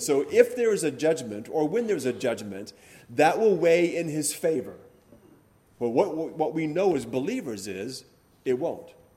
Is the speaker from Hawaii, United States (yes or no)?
yes; Hawaii, United States; growing up in Hawaii